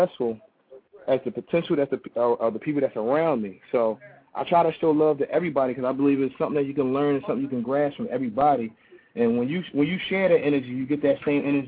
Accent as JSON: {"language": "English", "town": "Philadelphia", "region": "Pennsylvania", "country": "United States", "said": "I'm a professional. I'm from Philly."}